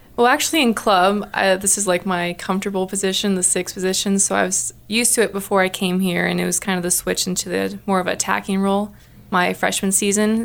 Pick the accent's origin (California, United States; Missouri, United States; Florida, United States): California, United States; Riverside; moved away as an adult; now in Missoula, United States; I'm from Riverside, California